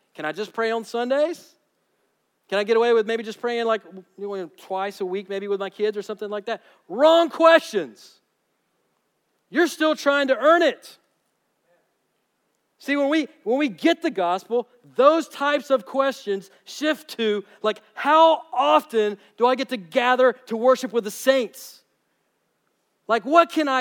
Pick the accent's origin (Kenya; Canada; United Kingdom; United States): United States; those of us who are here as Americans